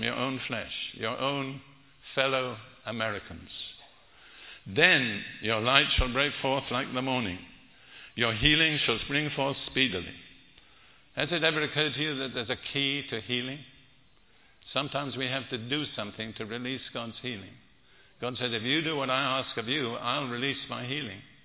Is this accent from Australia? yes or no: no; United Kingdom; now in United States; I'm British